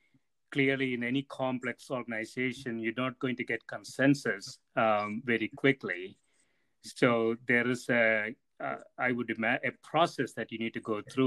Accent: Corvallis, Oregon, United States; I said, "I'm from Corvallis, Oregon."

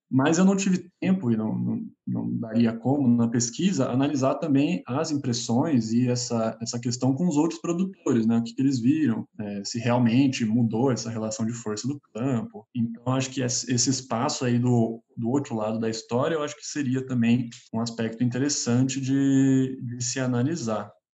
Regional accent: Brazil; moved away as an adult; now in São Paulo, Brazil; sou do interior, na verdade, não sou de São Paulo

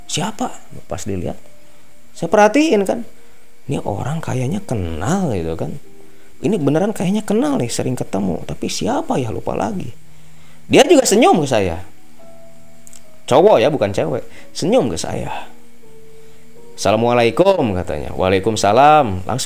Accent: West Java, Indonesia; bukan orang sih saya kan Jawa Barat

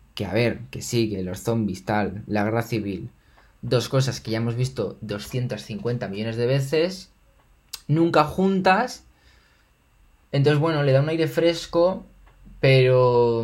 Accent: Spain; me siento español

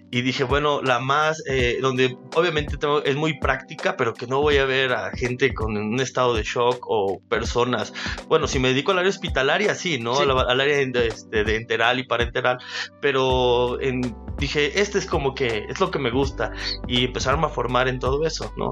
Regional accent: Perote, Veracruz, Mexico; also born or lived in Teziutlán, Puebla; Soy originario de Perote, este, nací en la ciudad de Tecitlán, Puebla

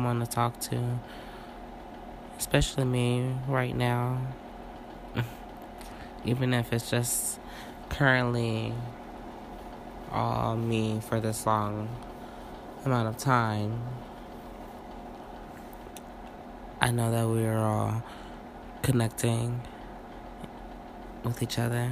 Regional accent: St. Louis, Missouri, United States; I'm from St. Louis. Born and raised

